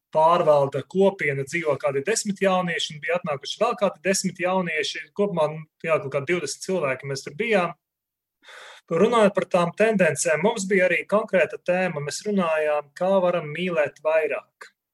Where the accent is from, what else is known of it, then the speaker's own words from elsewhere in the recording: Ilūkste, Augšdaugava Municipality, Latvia; now in Riga, Latvia; Es pats nāku no Ilūkstes, un arī Ilūkste bija pirmā vieta, kur jāsaka, es arī pirmo reizi aizgāju uz baznīcu, vēl būdams puika